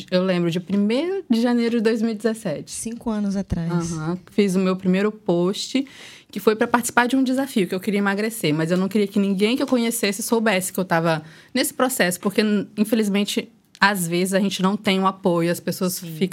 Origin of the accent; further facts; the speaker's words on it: Espírito Santo, Brazil; sou capixaba, tenho 29 anos